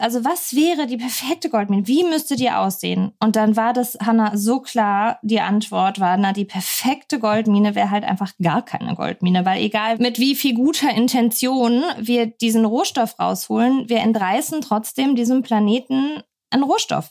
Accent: Pforzheim, Baden-Württemberg, Germany; Ich bin auch in Pforzheim geboren, der Goldstadt Deutschlands, mhm. steht auch immer noch auf dem Autobahnschild. ich sehr stolz drauf. nee, aber ähm, bin da eben groß geworden

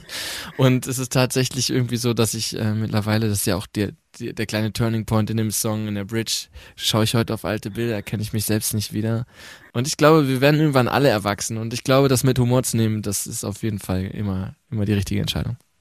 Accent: North Rhine-Westphalia, Germany; moved away; also born or lived in Mannheim; ich komme ja vom Land aus Ostwestfalen

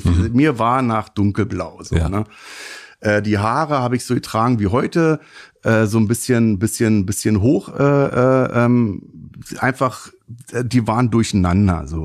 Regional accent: Afghanistan; Ich komme aus Afghanistan. Ich habe Angst gehabt, dass die mich erschießen.

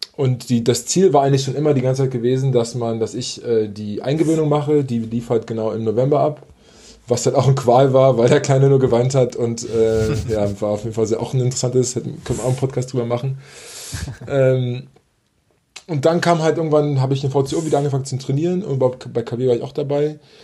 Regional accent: Berlin, Germany; also born or lived in Italy; ich komme aus Berlin, also ich wohne ja aus, in Berlin

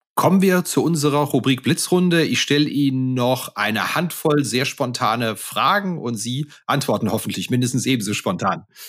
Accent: Koblenz region, Rhineland-Palatinate, Germany; Also ich komme beispielsweise aus der Region Koblenz

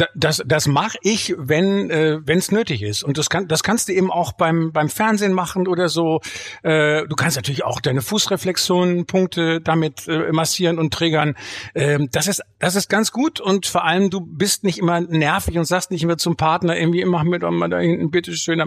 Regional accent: Bielefeld, North Rhine-Westphalia, Germany; ich komme aus Bielefeld

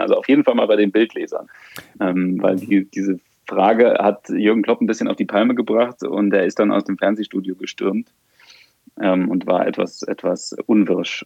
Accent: Germany; als Deutscher

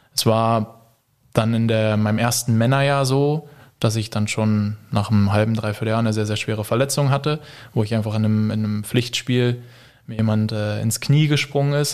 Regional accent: Berlin, Germany; now in Stuttgart, Germany; bin gebürtiger Berliner

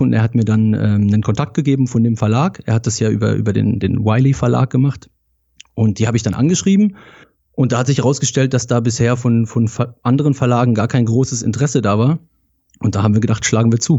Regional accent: Rheinfelden, Baden-Württemberg, Germany; Ich komme ganz aus dem Süden, äh, aus Deutschland, aus Rheinfelden

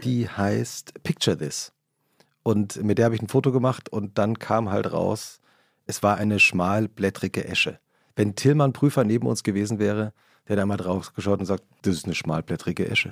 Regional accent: Hesse, Germany; wir sind ja beide in Hessen aufgewachsen

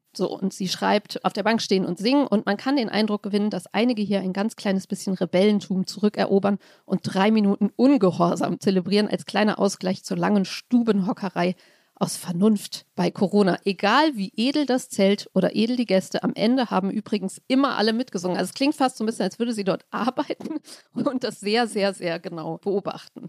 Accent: Hamburg, Germany; Ich als Hamburgerin bin sehr weit weg, kulturell und geografisch, von München

